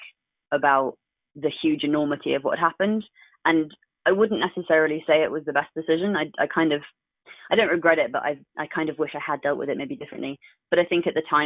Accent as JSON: {"language": "English", "region": "London", "country": "United Kingdom", "tie": "born or raised there", "said": "I was brought up in London"}